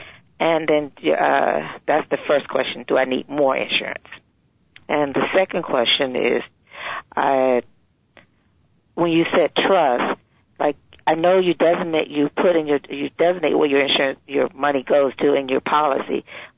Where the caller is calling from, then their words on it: Virginia, United States; I'm actually Pam's aunt. So I'm calling from Virginia.